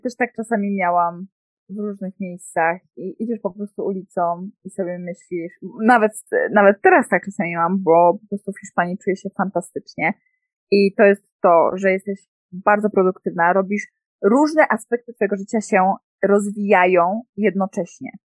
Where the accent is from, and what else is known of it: Poland; moved away as an adult; also born or lived in Mexico